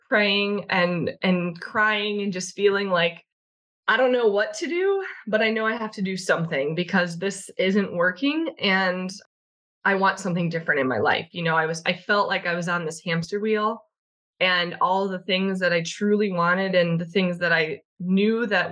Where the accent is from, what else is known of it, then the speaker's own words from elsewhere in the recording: Chicago, Illinois, United States; I'm from Chicago. I was born and raised here, left for a short amount of time and came back.